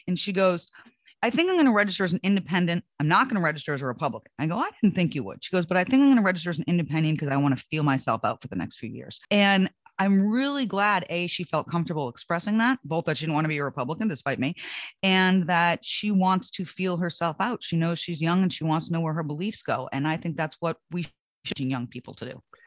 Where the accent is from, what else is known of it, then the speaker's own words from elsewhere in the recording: Hampton, New Hampshire, United States; I grew up in Hampton Beach, New Hampshire